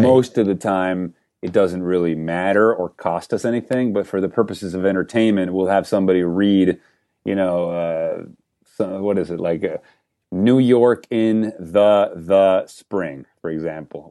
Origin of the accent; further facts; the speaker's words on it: Venezuela; moved away; I grew up in Venezuela